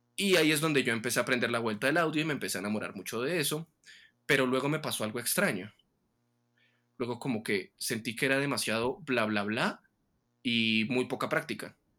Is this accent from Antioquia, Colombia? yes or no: no; Tunja, Boyacá, Colombia; volver aquí a mi ciudad de origen, donde estoy pasando la cuarentena actualmente, en Tunja